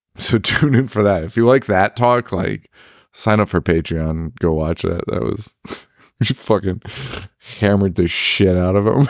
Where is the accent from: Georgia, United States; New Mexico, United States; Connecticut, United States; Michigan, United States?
Connecticut, United States; We're from Connecticut. It's fucking cold here